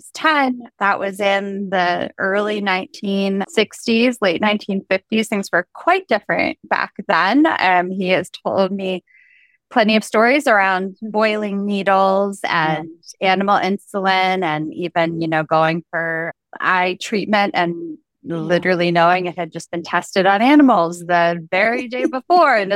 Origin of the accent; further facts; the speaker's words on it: Virginia, United States; now in Baltimore, United States; grew up in Virginia, and now I'm a little bit north of that in Baltimore.